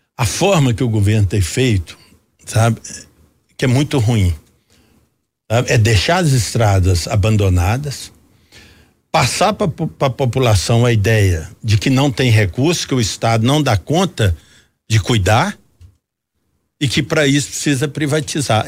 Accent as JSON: {"language": "Portuguese", "area": "Jequitinhonha Valley", "region": "Minas Gerais", "country": "Brazil", "said": "Eu que venho do interior, sou do Vale de Jequitinhonha"}